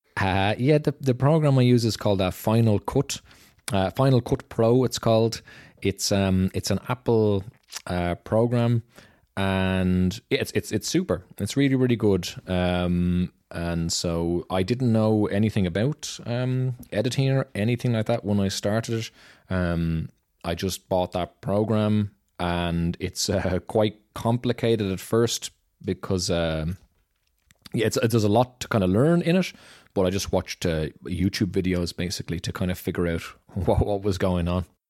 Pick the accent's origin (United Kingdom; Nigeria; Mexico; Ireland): Ireland; Dublin, Leinster; moved away as an adult; now in Germany; I'm from Dublin, Ireland